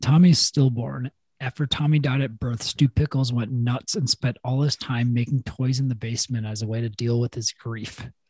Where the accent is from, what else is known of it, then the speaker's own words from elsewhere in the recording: Midwest, United States; Being a Midwesterner